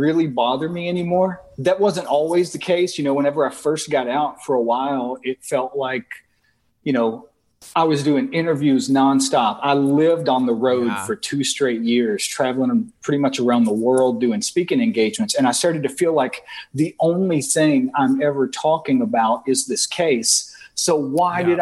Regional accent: the South, United States; now in New Orleans, United States; growing up in the South

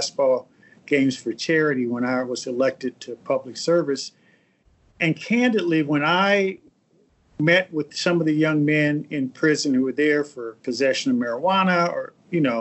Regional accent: Indianapolis, Indiana, United States; moved away as an adult; now in Washington, D.C., United States; my hometown of Indianapolis

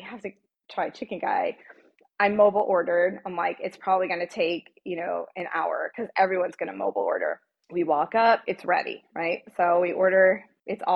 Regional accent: New Jersey, United States; I'm from New Jersey.

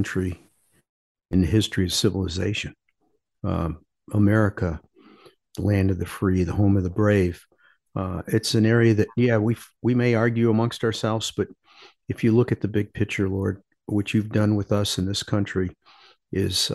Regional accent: Parma, Ohio, United States; I grew up in a suburb of Cleveland called Parma.

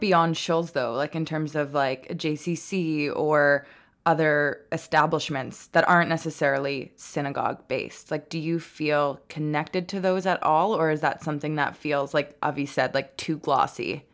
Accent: Montreal, Quebec, Canada; moved away as an adult; now in Toronto, Canada; where I grew up because in Montreal

